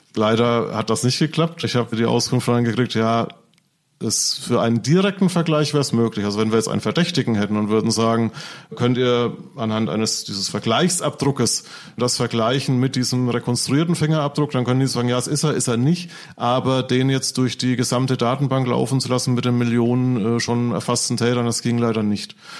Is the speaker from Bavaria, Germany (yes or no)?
yes; Franconia, Bavaria, Germany; accent: Franconian; wo ich herkomme, komme, aus Franken, das hört wahrscheinlich jeder